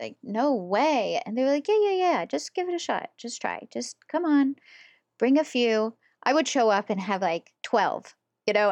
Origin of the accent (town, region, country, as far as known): West Virginia, United States; now in Pittsburgh, United States